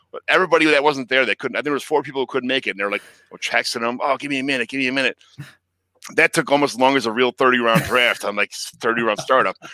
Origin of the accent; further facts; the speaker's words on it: Chicago, Illinois, United States; I grew up in Chicago my whole life